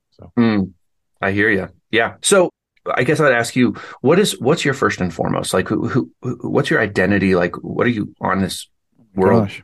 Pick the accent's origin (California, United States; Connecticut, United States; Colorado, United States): Colorado, United States; Denver; moved away; I grew up in Denver, so I'm kind of more of a city person by nature.